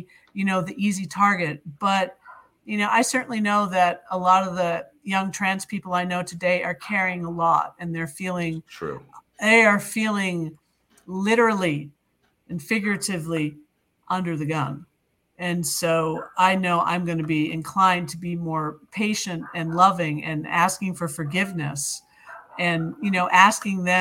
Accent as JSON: {"language": "English", "area": "near Fitchburg", "region": "Central Massachusetts", "country": "United States", "tie": "born or raised there", "said": "I grew up in Central Mass, the end of the Purple Rail, the commuter rail west. Fitchburg, just beyond Fitchburg."}